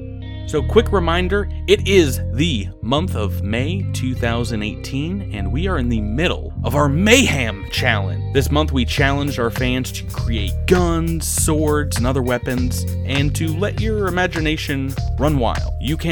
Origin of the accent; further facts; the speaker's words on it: Georgia, United States; accent: Georgia; From Georgia. We're all from Georgia and not the United Kingdom.